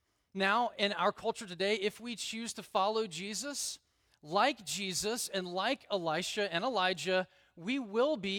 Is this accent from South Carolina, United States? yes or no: no; Alabama, United States; I grew up in Alabama.